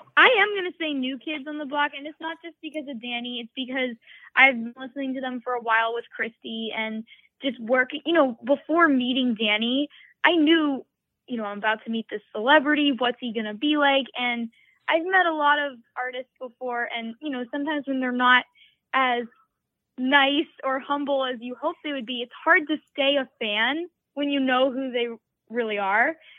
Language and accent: English; Massachusetts, United States; growing up in Massachusetts, I was bullied growing up